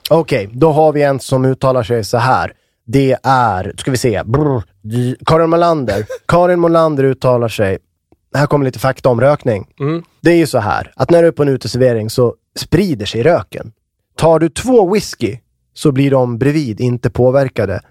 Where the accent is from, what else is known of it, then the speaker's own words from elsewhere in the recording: Västmanland, Sweden; now in Uppsala, Sweden; där jag är ifrån, Västmanland